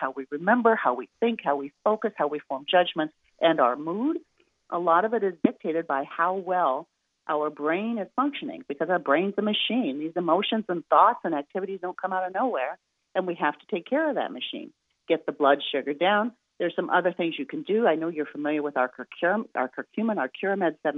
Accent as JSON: {"language": "English", "region": "Midwest", "country": "United States", "said": "I'm from the Midwest, so I'm really cheap"}